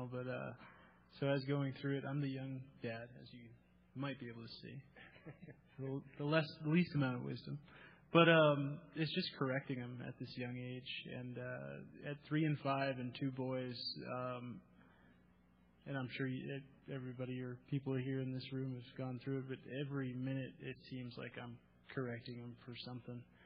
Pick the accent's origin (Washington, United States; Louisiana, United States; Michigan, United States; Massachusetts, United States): Massachusetts, United States; growing up in Massachusetts, my mom was really, you know, the one that was in the house